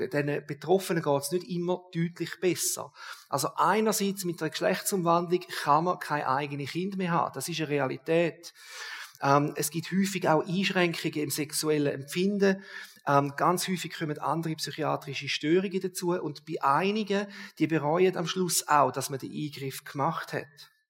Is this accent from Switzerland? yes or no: yes; Switzerland; Das ist noch nicht so häufig bei uns in der Schweiz